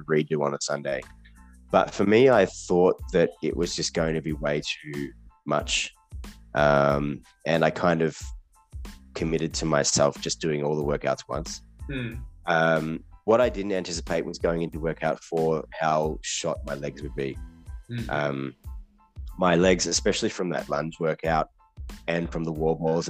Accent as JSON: {"language": "English", "town": "Malang", "region": "East Java", "country": "Indonesia", "tie": "born or raised there", "said": "my hometown, Malang"}